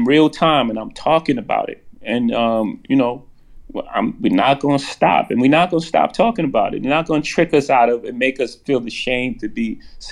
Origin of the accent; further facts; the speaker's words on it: New York City, New York, United States; I come from Marcy Projects